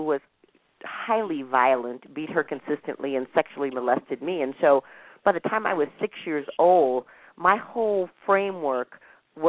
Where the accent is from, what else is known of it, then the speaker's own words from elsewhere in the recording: Minnesota, United States; I grew up in Minnesota